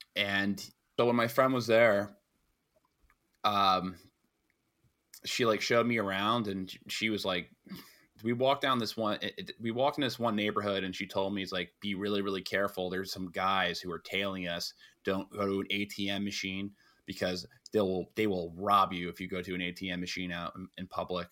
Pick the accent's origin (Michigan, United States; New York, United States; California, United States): New York, United States; being a New Yorker